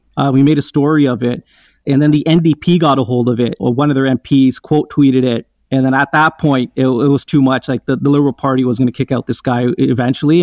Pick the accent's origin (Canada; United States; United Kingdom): Canada; I was the first generation to be born and raised in Canada